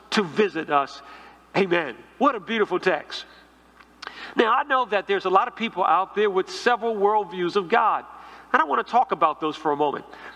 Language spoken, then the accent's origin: English; Washington, District of Columbia, United States; growing up in a church where I grew up in Northeast D.C.